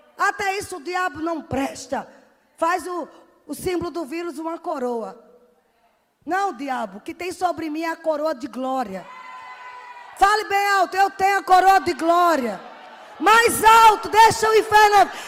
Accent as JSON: {"language": "Portuguese", "region": "Northeast Region", "country": "Brazil", "said": "Sou nordestina mesmo"}